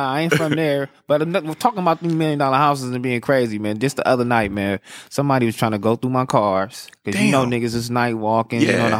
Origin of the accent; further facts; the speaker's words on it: Los Angeles, California, United States; Yeah, born and raised, South Central Los Angeles.